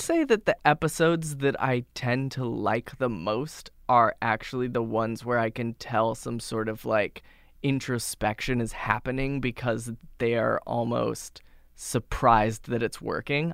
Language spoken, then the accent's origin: English; Boise, Idaho, United States; now in New York, United States; I grew up in Boise, Idaho, which is a city, but a very little city